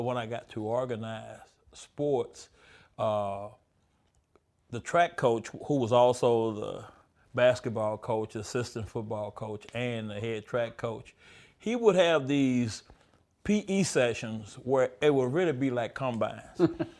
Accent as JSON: {"language": "English", "town": "Houston", "region": "Texas", "country": "United States", "tie": "born or raised there", "said": "Dallas Cowboys, you know. {S0} Yeah. {S1} Yeah, when you're in Texas, yeah."}